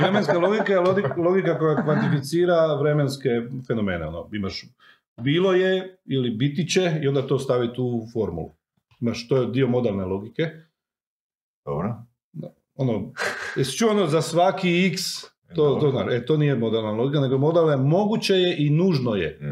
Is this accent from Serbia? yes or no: no; Croatia; Ja sam iz Miholjca, moji imaju krave.